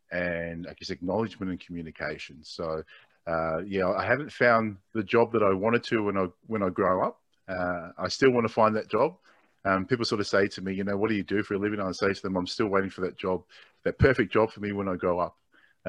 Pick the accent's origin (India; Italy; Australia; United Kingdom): Australia; My native language is G'day, mate. So I'm born and bred here in Australia, but my parents migrated to Australia from Tonga in the 60s.